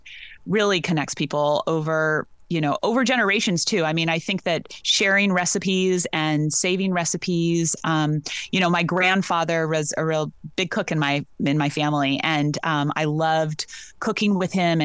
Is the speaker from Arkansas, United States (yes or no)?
no; Rancho San Julian, California's Central Coast, United States; I grew up on the ranch, and I went away for a while, and I came back